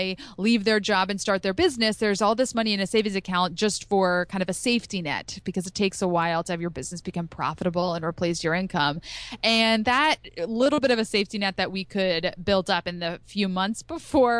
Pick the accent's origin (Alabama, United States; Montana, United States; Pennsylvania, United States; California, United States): Pennsylvania, United States; outside of Philadelphia; I grew up outside of Philadelphia.